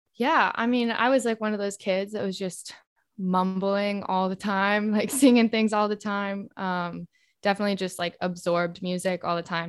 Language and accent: English; El Dorado Hills, California, United States; also born or lived in Peoria, Illinois; now in New York City, United States; I'm from outside of Sacramento in California